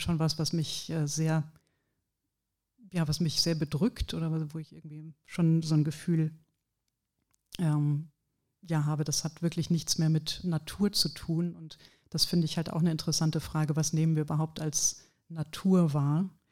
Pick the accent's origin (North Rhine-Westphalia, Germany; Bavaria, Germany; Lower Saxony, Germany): North Rhine-Westphalia, Germany; Ratingen; moved away; ich komme hier auch aus der Gegend, Ratingen bei Düsseldorf